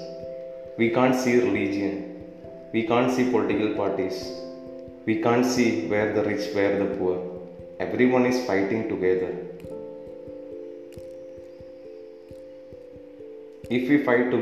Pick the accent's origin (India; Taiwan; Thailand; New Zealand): India; Kerala; I'm from Kerala, God's own country in India